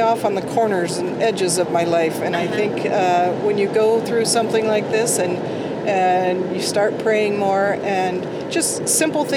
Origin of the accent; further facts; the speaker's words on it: Beaverton, Oregon, United States; I grew up in Beaverton area, big city, and moved out to a farm when I got married.